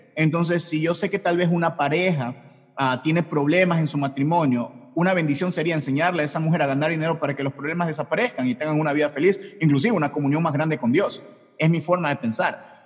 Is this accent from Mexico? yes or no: no; Ecuador; Yo soy de Ecuador